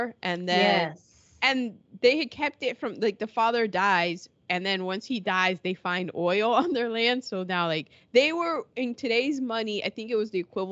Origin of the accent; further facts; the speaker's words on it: United Kingdom; as a Brit.